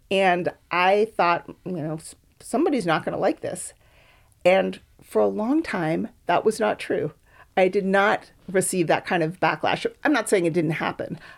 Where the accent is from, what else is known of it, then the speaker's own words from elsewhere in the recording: Boston, Massachusetts, United States; moved away as an adult; also born or lived in Berkeley; now in Oakland, United States; I grew up on the East Coast in Boston